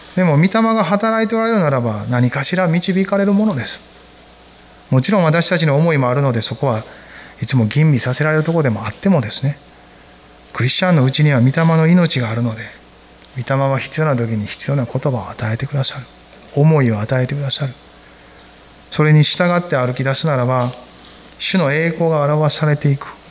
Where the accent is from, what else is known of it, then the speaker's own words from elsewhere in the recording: Kansai, Japan; 私は関西人やから